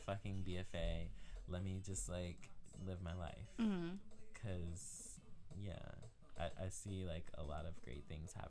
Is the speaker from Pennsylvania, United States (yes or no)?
no; Maryland, United States; Well, I moved here from Maryland.